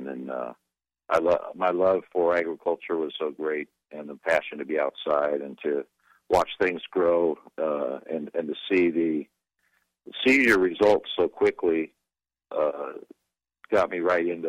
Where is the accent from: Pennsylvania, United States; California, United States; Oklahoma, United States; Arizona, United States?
California, United States; Fresno; also born or lived in Exeter, California / Lemoore, California; I was born in Exeter, California, and was raised my early life up in Fresno. So I was in Tulare County, and both my grandfather, my maternal grandfather, and my father owned farms and farmed in the San Joaquin Valley around Exeter and Lindsay.